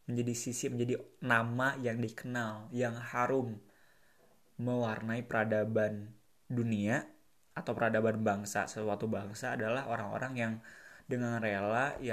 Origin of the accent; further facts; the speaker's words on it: Bandung, West Java, Indonesia; karena aku orang Bandung